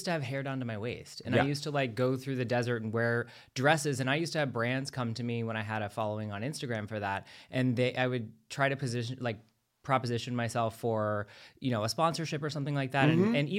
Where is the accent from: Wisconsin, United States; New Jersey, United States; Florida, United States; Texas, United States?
Florida, United States; As a Floridian too, I mean, I'm from Florida, so like this is an important one for me.